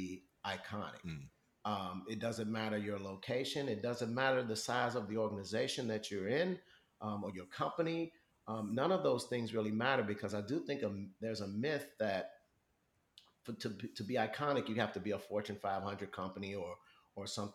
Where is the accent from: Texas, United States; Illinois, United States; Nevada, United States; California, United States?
Illinois, United States; Chicago; growing up in Chicago